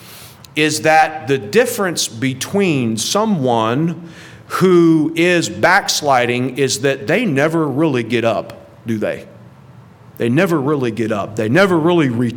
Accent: St. Louis, Missouri, United States; moved away; I grew up in right outside of St. Louis, where my grandmother lives.

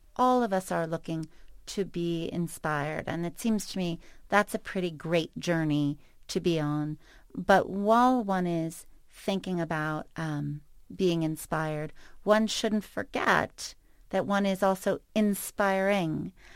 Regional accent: New York City, New York, United States; moved away; I grew up in New York City, and still, no matter where I live, where I go, define myself as such

